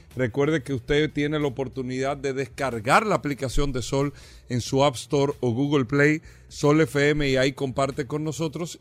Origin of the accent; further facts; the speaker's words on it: Dominican Republic; nosotros eh, como dominicanos